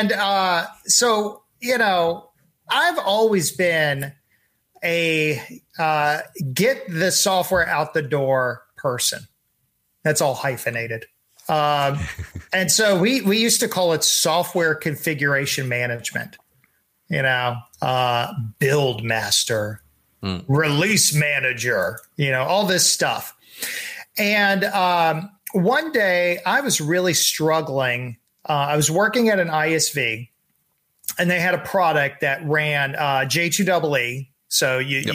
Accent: Texas, United States; I'm from Texas

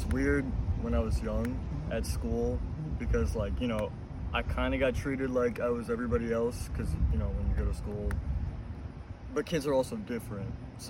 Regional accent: United States; since I grew up here, I kind of feel like I am American. I guess, like, the Bosnian mm-hmm. American is, like, the right term.

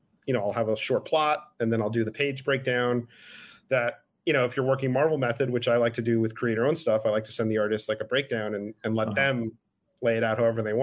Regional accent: United States; my hometown. It's going to be about someone like me, Cuban American

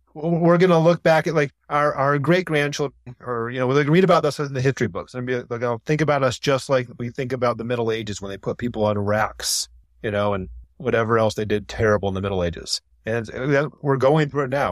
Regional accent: Ann Arbor, Michigan, United States; I grew up in Ann Arbor

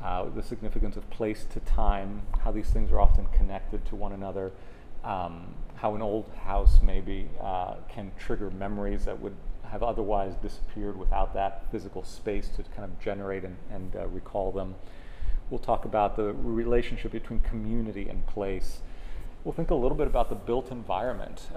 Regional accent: Miami, Florida, United States; moved away as an adult; also born or lived in Clearwater, Florida / Orlando, Florida; now in Gainesville, United States; I grew up in Miami

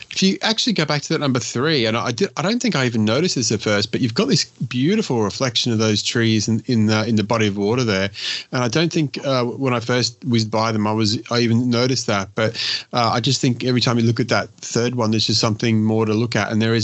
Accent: Richmond, Virginia, United States; I chose a specific neighborhood called Oregon Hill in my hometown of Richmond, Virginia, to shoot the Lomochrome Purple.

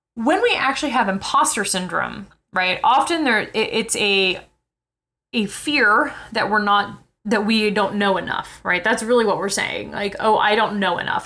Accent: New York City, New York, United States; I'm from New York City

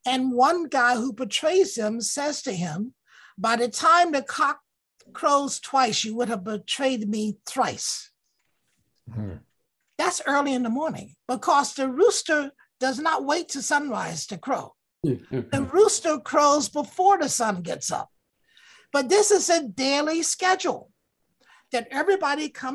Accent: Alabama, United States; moved away; That's not how I was raised in Alabama

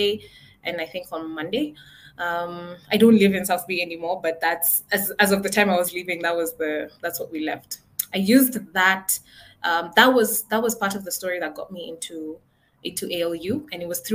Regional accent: Nairobi, Kenya; I grew up in Nairobi, Kenya. And I think my entire life, I've lived in one house along one street

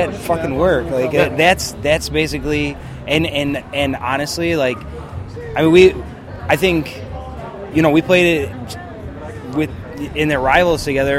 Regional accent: Chicago, Illinois, United States; neither one of us came to Chicago to play music. We grew up around Chicago.

